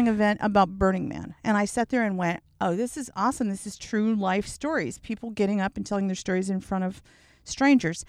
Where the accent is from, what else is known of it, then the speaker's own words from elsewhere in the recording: the South, United States; I'm from the South, so I say body